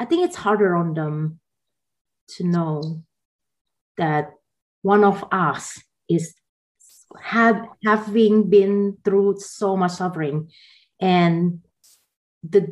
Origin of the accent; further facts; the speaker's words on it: Jakarta, Indonesia; moved away as an adult; also born or lived in Taiwan / Atlanta, Georgia; now in United States; I grew up in Jakarta